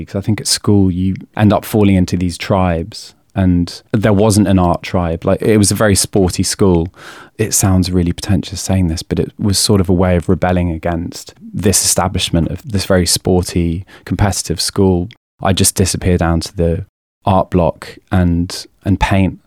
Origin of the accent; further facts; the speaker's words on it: a village just outside of Oxford, South East England, United Kingdom; I turned 16 in May 2001, and at the time I was living in a village just outside of Oxford